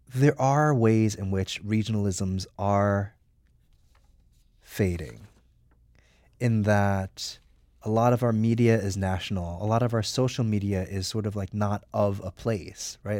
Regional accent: New Jersey, United States; now in New York, United States; I grew up in New Jersey

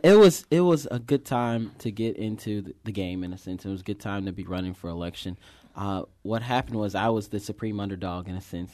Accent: St. Louis, Missouri, United States; I'm from that district. I grew up

